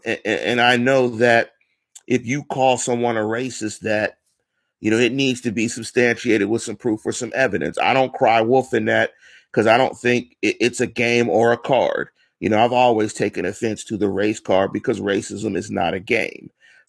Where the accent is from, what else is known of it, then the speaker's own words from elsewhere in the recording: Manchester, North West England, United Kingdom; You know, I'm from Manchester. You know, we're hard-headed. We're from the north side.